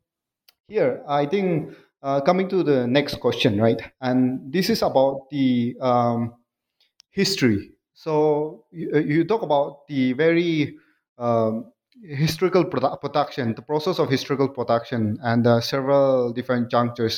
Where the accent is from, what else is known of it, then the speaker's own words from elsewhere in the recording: Nagaland, India; my people are the Nagas. I'm from Nagaland